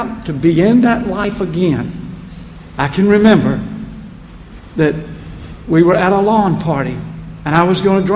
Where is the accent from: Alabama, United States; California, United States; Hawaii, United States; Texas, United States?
Alabama, United States; Prichard; I grew up in Pritchard